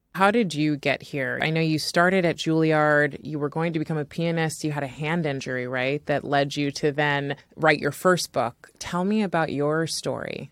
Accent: California, United States; as an American-born and Californian on top of that, California is such a hodgepodge of food, you know, and so I grew up eating all sorts of food.

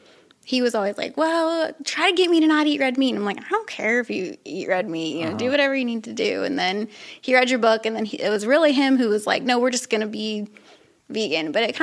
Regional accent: Ohio, United States; I grew up in Ohio. Midwest.

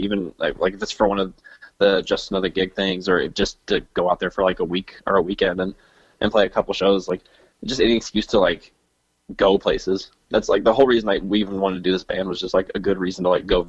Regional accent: Texas, United States; now in Missouri, United States; I grew up in Texas.

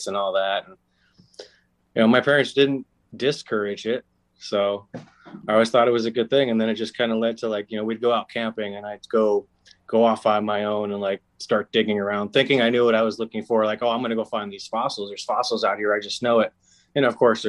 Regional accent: Moreno Valley, California, United States; I grew up in Moreno Valley, not too far from here, actually, and kind of by Riverside

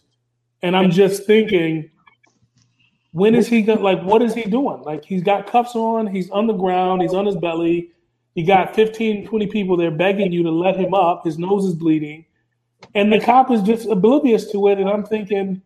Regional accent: Minnesota, United States; I'm from Minnesota.

